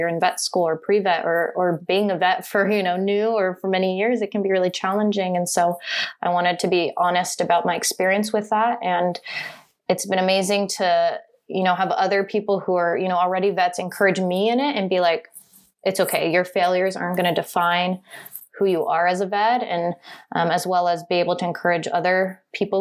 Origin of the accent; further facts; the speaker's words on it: California, United States; also born or lived in Virginia / San Francisco Bay Area / San Luis Obispo; I spent my childhood nearby San Francisco, and my mom's from Southern California. So when I was entering middle school, we moved to Southern California